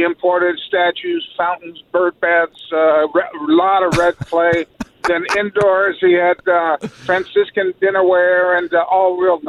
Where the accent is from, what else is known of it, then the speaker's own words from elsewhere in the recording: El Segundo, California, United States; Grew up in El Segundo, California.